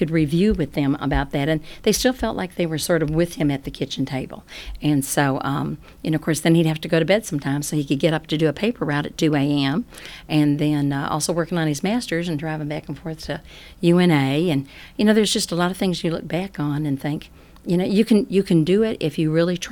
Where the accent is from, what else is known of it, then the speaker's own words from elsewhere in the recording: Chicago, Illinois, United States; now in Athens, United States; I'm not from here, and I was raised in Chicago, Illinois